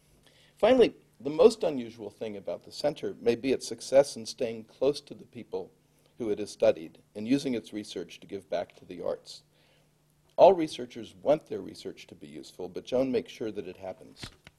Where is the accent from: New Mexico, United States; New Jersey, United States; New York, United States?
New Jersey, United States; growing up in New Jersey as I did.